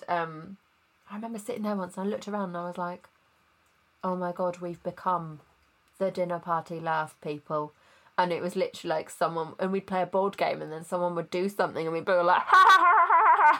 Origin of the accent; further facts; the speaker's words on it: Worcester, West Midlands, United Kingdom; moved away; also born or lived in Nottingham; Worcester, which is where I'm originally from